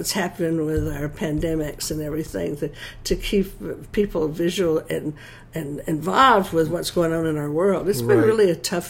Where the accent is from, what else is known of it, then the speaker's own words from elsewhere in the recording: Georgia, United States; Yes, I am.